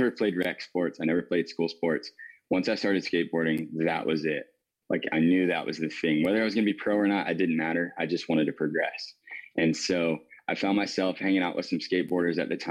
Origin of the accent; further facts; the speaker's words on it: Wanchese, North Carolina, United States; now in Kitty Hawk, United States; I grew up on the East Coast of North Carolina.